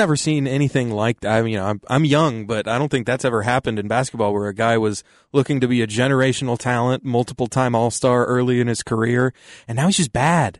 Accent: Austin, Texas, United States; born or raised there

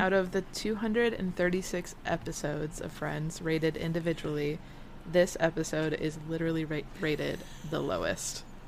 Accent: Michigan, United States; moved away as an adult; now in Florida, United States; I'm from Michigan, where hurricanes weren't a thing

